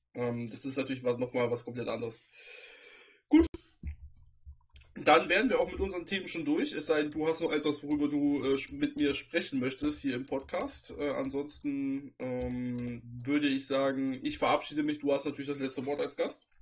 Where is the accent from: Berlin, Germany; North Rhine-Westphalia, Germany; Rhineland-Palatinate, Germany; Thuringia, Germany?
North Rhine-Westphalia, Germany; wo ich dann halt auch aus der Heimat herkomme, sozusagen. Ich komme aus Nordrhein-Westfalen, ich komme vom Niederrhein